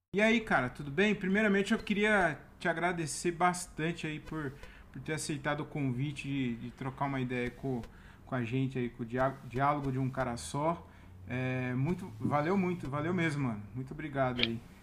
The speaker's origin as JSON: {"language": "Portuguese", "town": "Várzea Paulista", "region": "São Paulo", "country": "Brazil", "said": "Eu sou de Várzea Paulista"}